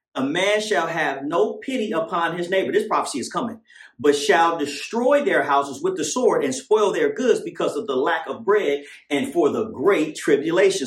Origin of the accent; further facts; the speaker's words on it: Oakland, California, United States; also born or lived in Tracy; when I was growing up in East Oakland